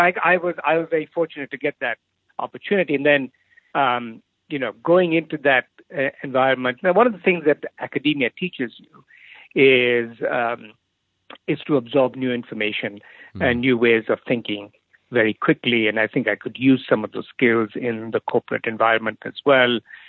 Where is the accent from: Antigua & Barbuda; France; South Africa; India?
India; So I grew up in India. My father was in the army, so I lived all over India every 2-3 years.